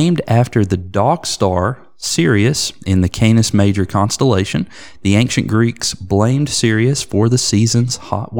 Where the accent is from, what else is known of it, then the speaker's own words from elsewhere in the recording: United States; I'm an American.